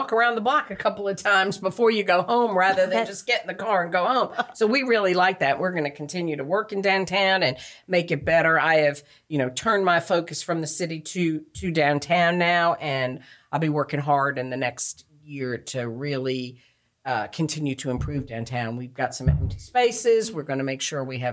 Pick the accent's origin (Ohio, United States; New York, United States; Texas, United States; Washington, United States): New York, United States; moved away as an adult; now in New Bern, United States; I grew up right outside of New York City